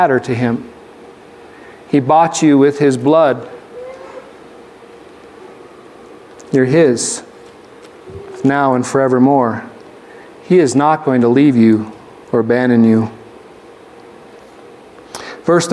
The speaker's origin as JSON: {"language": "English", "region": "Arizona", "country": "United States", "tie": "born or raised there", "said": "When I grew up in Arizona, the vast majority of my classmates, they didn't have white skin"}